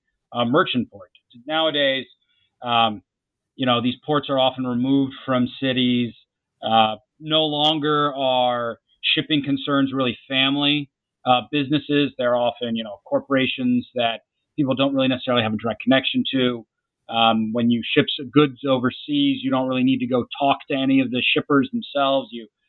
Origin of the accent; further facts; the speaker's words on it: Jacksonville, Florida, United States; where I grew up in Jacksonville, Florida